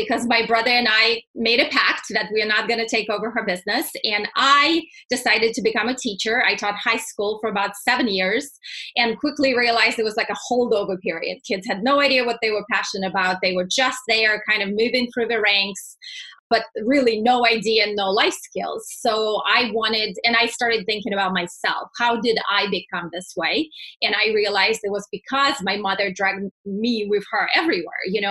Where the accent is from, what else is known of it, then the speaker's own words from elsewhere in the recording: Russia; moved away as an adult; also born or lived in Texas; now in United States; born and raised in Russia, moved here right before I turned 21